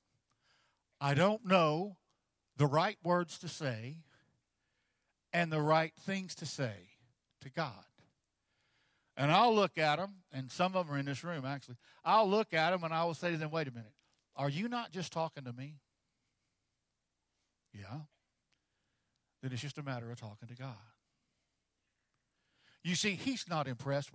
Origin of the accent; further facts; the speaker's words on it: Texas, United States; I'm from Texas